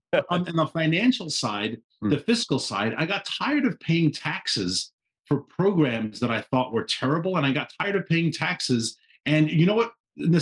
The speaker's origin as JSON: {"language": "English", "town": "New York City", "region": "New York", "country": "United States", "tie": "born or raised there", "also_born_or_lived": "Washington, D.C.", "moved": "as an adult", "lives_now": "Shenandoah Valley, Virginia, United States", "said": "I was born in Queens. I was born in New York City. I'm from a long-storied New York family."}